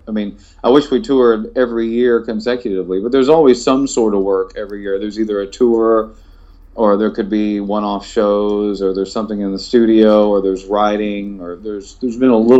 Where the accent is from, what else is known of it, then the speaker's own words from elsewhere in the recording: Longview, Texas, United States; where I grew up in Longview, Texas.